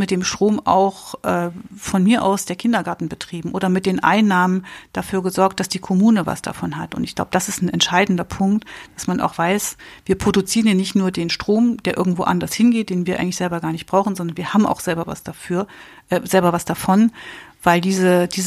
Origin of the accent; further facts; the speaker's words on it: East Germany, Germany; Da ging es in der Begründung für mich als Ostdeutsche wirklich äh, sehr zentral um die Freiheit der kommenden Generationen.